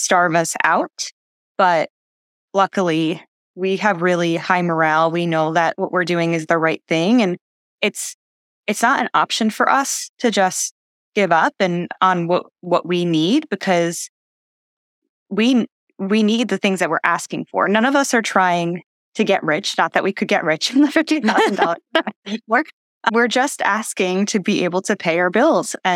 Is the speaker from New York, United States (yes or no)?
yes; New York City, New York, United States; I grew up in the New York City area. I was able to live at my parents' house